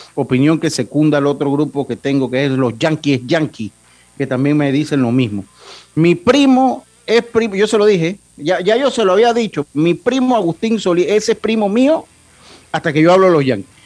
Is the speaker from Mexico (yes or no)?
no; Panama; como panameños